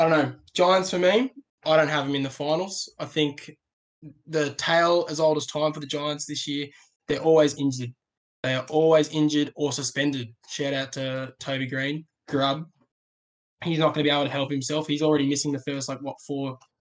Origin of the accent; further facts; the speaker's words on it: Sydney, New South Wales, Australia; I'm from Western Sydney